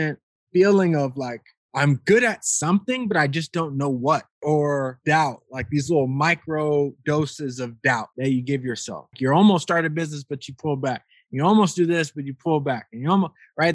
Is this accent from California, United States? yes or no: yes; Rialto, California, United States; moved away as an adult; also born or lived in Las Vegas, Nevada; I'm born and raised in Rialto, California, actually where I'm at now, at my parents' place